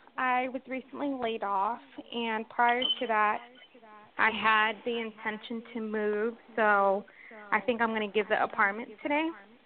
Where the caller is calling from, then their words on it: Washington, United States; I'm calling from Washington State in the U.S.